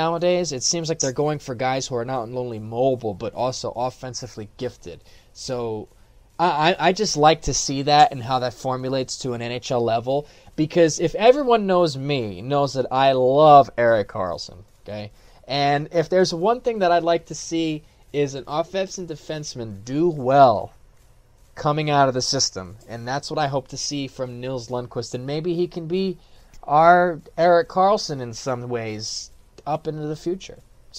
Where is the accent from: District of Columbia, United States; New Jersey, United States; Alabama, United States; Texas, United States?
New Jersey, United States; born or raised there; also born or lived in Brooklyn, New York